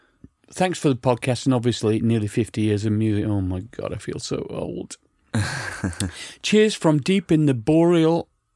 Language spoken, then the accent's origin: English; Ibiza, Balearic Islands, Spain; I grew up in Ibiza in the 70s, 80s, and we didn't even get to see pop videos.